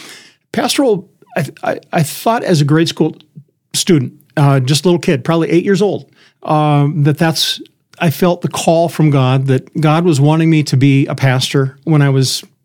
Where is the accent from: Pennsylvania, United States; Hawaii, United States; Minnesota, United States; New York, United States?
Minnesota, United States; Manley; moved away as an adult; also born or lived in Iowa; I grew up in Manly